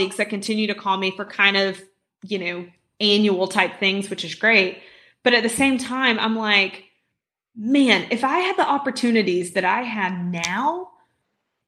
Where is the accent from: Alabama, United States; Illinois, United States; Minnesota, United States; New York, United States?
Alabama, United States; Birmingham; I'm from Birmingham